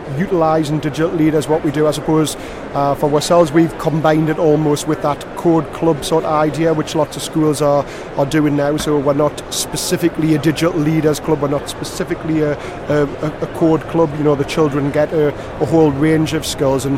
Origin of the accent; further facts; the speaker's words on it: Newcastle upon Tyne, North East England, United Kingdom; accent: Newcastle; now in Gateshead, United Kingdom; I was born in Newcastle. I do live in Gateshead now, but I was born in Newcastle